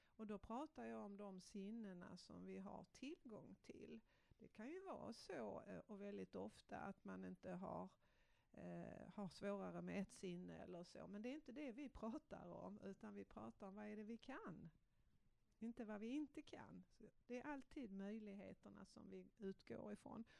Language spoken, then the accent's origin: Swedish; Malmö, Skåne, Sweden; jag är uppvuxen ute på Gullvik här i Malmö